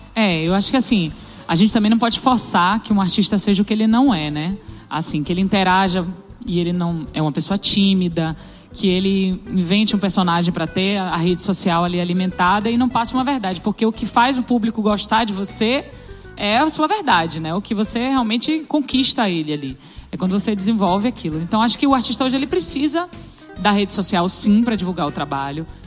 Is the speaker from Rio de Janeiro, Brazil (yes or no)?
no; Salvador, Bahia, Brazil; eu tenho uma influência que é da minha terra, é de Salvador